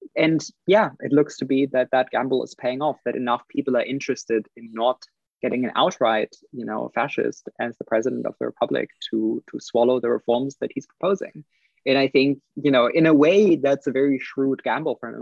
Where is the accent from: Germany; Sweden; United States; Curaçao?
Germany; also born or lived in United Kingdom; now in New Zealand; I'm I'm originally from Germany